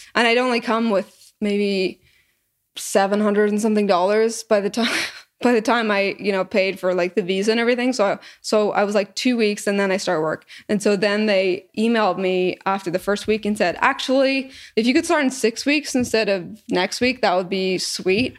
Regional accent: Northern Ireland, United Kingdom; moved away as an adult; also born or lived in Canada / England / Scotland; now in Austin, United States; I was born in Canada, but I moved before I was even one, 'cause my parents are Irish, from Northern Ireland. And so when I, I grew up until I was eighteen there

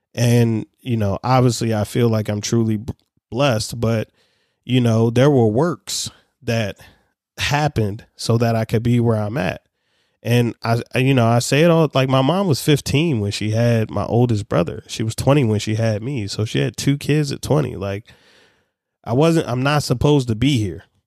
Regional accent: Baltimore, Maryland, United States; I'm a kid from Baltimore City

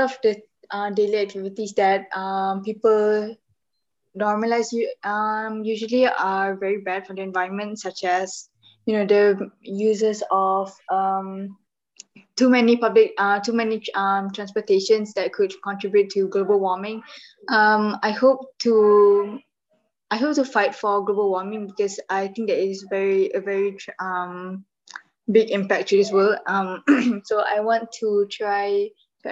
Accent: Malaysia; I am 13 years old and I am from Malaysia.

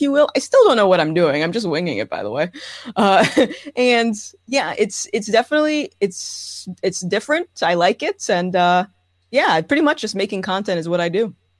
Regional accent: Rhode Island, United States; I am born and raised in Rhode Island.

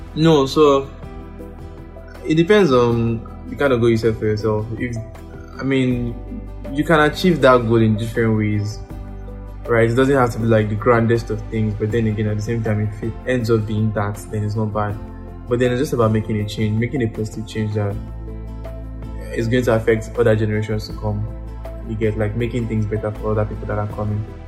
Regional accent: Ikorodu, Lagos, Nigeria; also born or lived in Osun State; I grew up in Ikorodu. Now I started my life in Ikorodu.

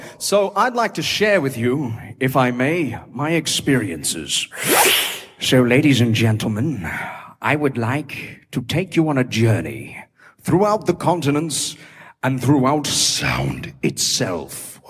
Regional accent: Brisbane, Queensland, Australia; I'm from Brisbane, which is a great city to live in.

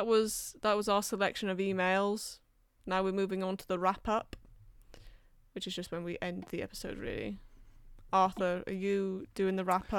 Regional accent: London, United Kingdom; accent: between Welsh and English; now in Wales; Well, I grew up in London and now I've lived in Wales, so I've just got like a twatish in between Welsh and English thing going on.

